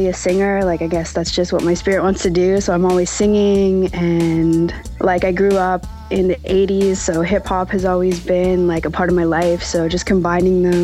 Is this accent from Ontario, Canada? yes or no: no; Musqueam, British Columbia, Canada; I'm from Musqueam